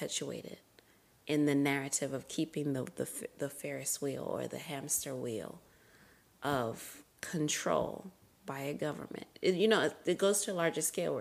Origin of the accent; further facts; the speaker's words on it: Zimbabwe; now in United States; even though I'm still here in America, I'm still Zimbabwean